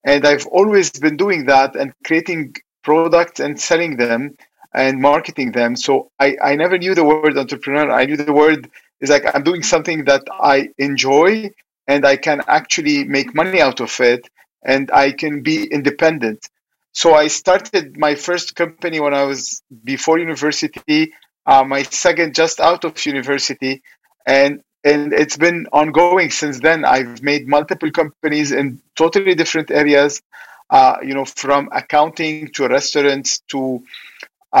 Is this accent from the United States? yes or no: no; Lebanon; when I was young, you know, growing up in Lebanon, it was kind of war.